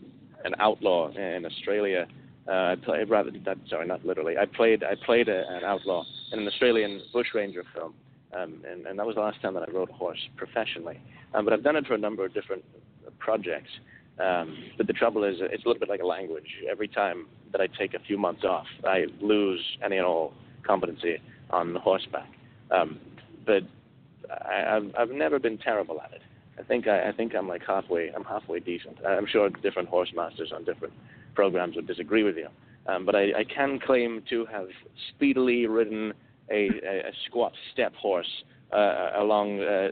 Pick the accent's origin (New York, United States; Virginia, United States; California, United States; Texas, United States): California, United States; now in Georgia, United States; Well, I tell you what, I just got my Georgia's driver's license, so I think I'm more Georgian now than I am Californian anyway.